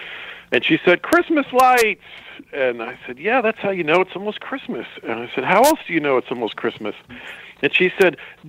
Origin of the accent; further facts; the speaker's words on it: the South, United States; I'm from the South, Tom. I'm super polite.